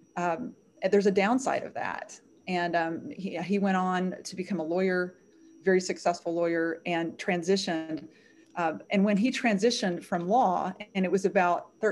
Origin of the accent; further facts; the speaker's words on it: Arkansas, United States; I was raised in Arkansas, where I'm living right now, in a Southern Christian home